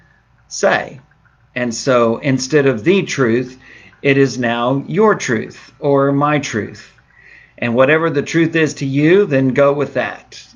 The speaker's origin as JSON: {"language": "English", "region": "Southeast Texas", "country": "United States", "moved": "yes", "said": "I'm from Southeast Texas originally with my roots"}